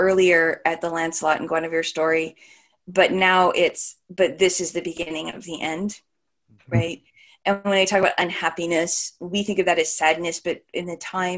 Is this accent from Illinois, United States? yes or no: no; California, United States; moved away as an adult; also born or lived in Columbus; I grew up in California